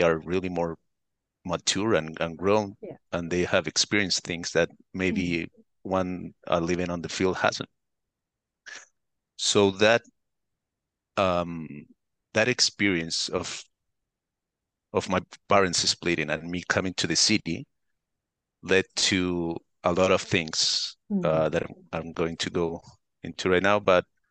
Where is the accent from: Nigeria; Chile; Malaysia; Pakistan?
Chile; Santiago, Santiago Metropolitan Region; first language Spanish; English is a second language; I'm from Chile, Santiago. This is in South America. So my native language is Spanish.